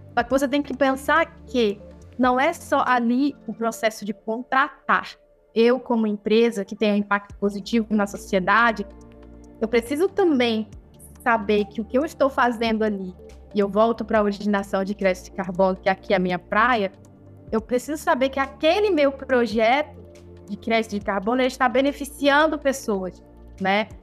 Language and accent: Portuguese; Amazon, Brazil; Eu mesma nasci, né? Me criei na Amazônia, aqui tomando banho nesses rios.